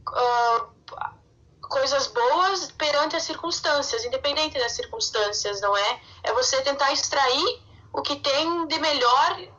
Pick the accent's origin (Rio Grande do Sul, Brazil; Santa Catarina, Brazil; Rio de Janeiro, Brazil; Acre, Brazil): Santa Catarina, Brazil; Uh, eu sou de Santa Catarina, numa cidade do interior.